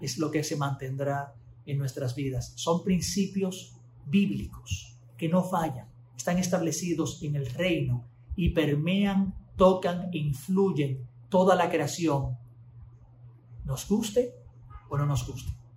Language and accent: Spanish; Dominican Republic; accent: Dominican mannerisms; manierismos muy dominicanos eh, eran muy comunes en mi boca